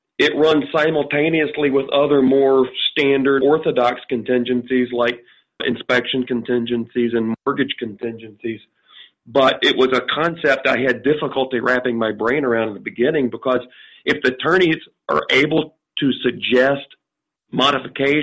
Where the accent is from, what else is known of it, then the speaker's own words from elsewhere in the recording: North Carolina, United States; now in Chicago, United States; I'm not originally from Chicago, I'm from North Carolina